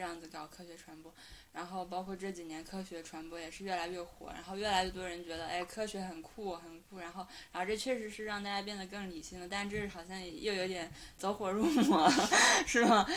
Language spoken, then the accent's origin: Chinese; China; moved away; 我们中国人